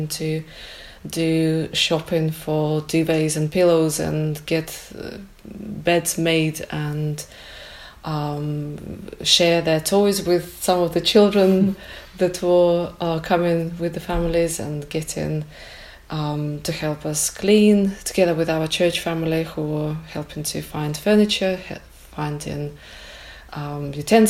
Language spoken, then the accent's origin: English; Ukraine; moved away as an adult; now in Kendal, United Kingdom; I'm from Ukraine originally. I've lived in Kendal for the last 20 years